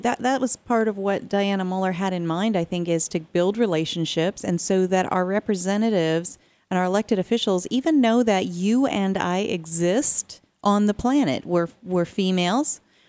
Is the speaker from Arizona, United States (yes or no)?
yes; Arizona, United States; I'm from Arizona